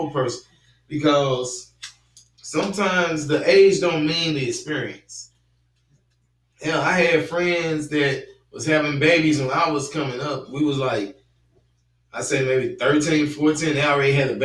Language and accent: English; St. Louis, Missouri, United States; I'm from St. Louis